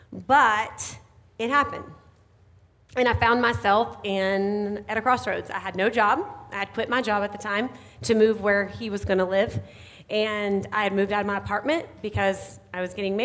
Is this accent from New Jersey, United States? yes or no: no; North Carolina, United States; accent: Southern; moved away as an adult; now in Indiana, United States; I grew up in North Carolina. That's where I always live. I always say that I'll always be Southern at heart. You might be able to hear it a little bit in my voice this morning.